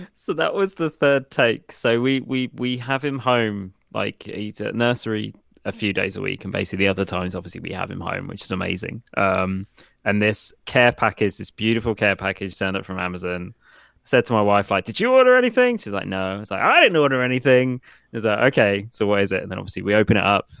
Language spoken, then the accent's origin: English; Portsmouth, South East England, United Kingdom; I'm from Portsmouth, UK